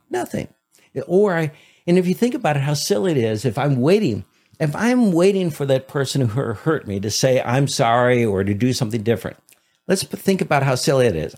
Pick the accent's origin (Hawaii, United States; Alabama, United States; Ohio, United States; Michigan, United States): Michigan, United States; Detroit; growing up in Detroit.